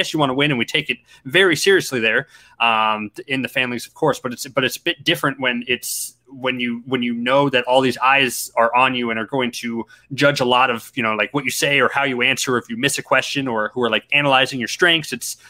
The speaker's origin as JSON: {"language": "English", "town": "Everett", "region": "Washington", "country": "United States", "tie": "born or raised there", "also_born_or_lived": "Seattle / Reno", "lives_now": "Las Vegas, United States", "said": "I was born in Washington State and in Seattle. Grew up in Everett, moved to Reno when I was six, moved around a whole lot, and I've been in Las Vegas for the past a year and a half or so."}